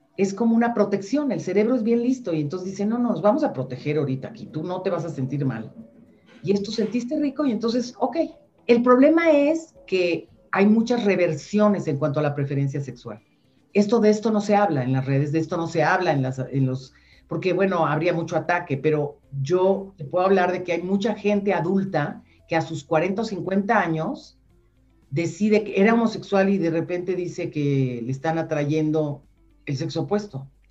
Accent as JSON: {"language": "Spanish", "country": "Mexico", "said": "yo soy mexicana"}